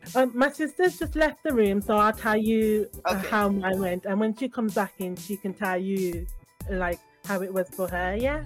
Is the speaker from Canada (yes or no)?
no; Birmingham, West Midlands, United Kingdom; also born or lived in London; we were born and raised in Birmingham